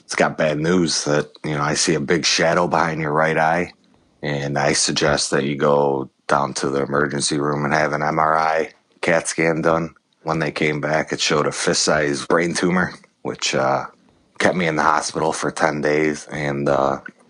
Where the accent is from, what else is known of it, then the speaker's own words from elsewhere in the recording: Chicago, Illinois, United States; moved away as an adult; also born or lived in Las Vegas; I was born in Chicago, Illinois